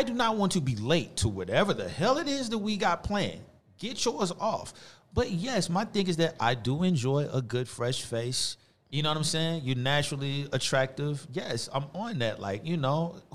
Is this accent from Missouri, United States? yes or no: yes; University City, Missouri, United States; also born or lived in Cocker; U City. That's where I'm from. For real. Straight up. Like all of that. Like I said, all in the Delmar Divide, all that. That was my childhood.